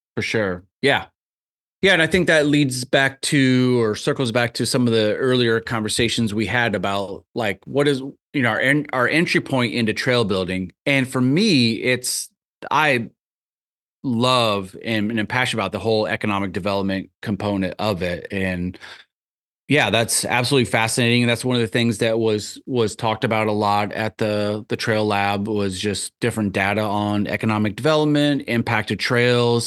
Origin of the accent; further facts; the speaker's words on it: Tama, Iowa, United States; moved away; also born or lived in Tucson, Arizona; I grew up in a little town called Tama, which is about forty-five m, minutes straight west of Cedar Rapids, just straight west.